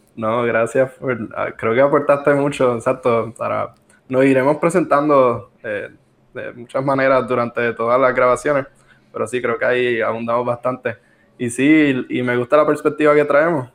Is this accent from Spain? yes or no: no; Arecibo, Puerto Rico; somos de, de Arecibo